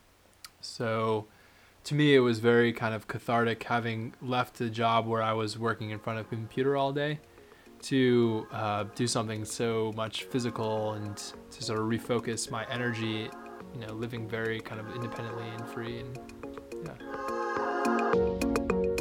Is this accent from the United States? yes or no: yes; Cape Cod, Massachusetts, United States; we owned a couple boats when I was young and growing up on Cape Cod